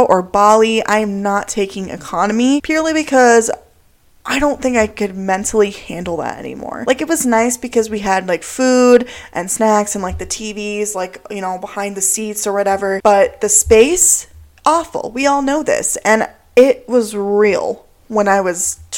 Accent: United States; as an American

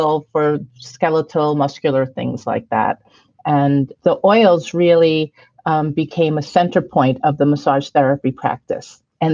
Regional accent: Valley Stream, New York, United States; moved away as an adult; also born or lived in Brooklyn, New York / Florida; now in Sedona, United States; I was born in Brooklyn, like you said, but I grew up in Valley Stream

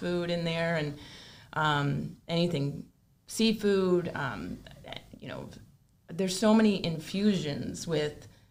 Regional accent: Hamburg, New York, United States; moved away as an adult; now in Wellington, United States; I grew up in Buffalo

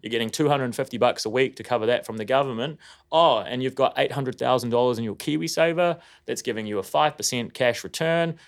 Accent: Auckland, New Zealand; I grew up in Tauranga, which is in West Auckland

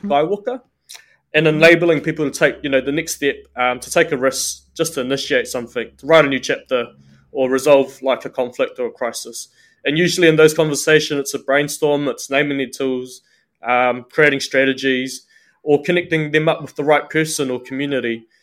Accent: New Zealand; I'm born and bred in Aotearoa, New Zealand.

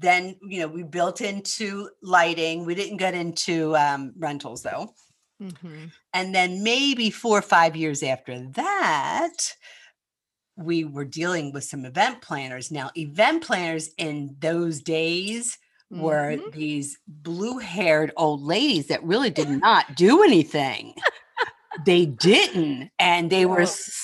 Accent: Philadelphia, Pennsylvania, United States; accent: Northeast; moved away; I'm from Philadelphia

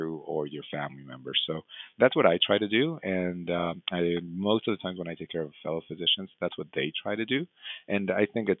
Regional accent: Mexico; moved away; I trained and I grew up in Mexico

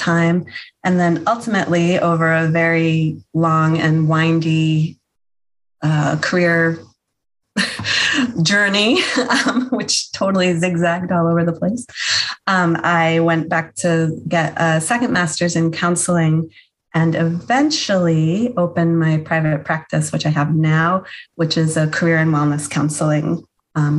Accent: Massachusetts, United States; now in Maine, United States; I grew up in Massachusetts in a multicultural, multi-generational family

